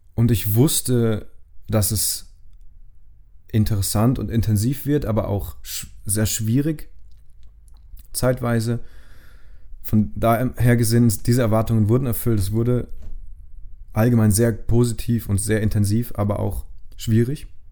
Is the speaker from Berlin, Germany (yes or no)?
no; Rhineland-Palatinate, Germany; von meinem Heimatort in Rheinland-Pfalz